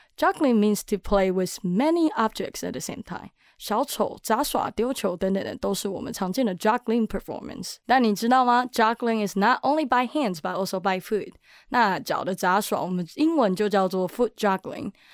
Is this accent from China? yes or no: no; Taiwan; 我在台湾戏曲学院民俗记忆系从国小一路读到高中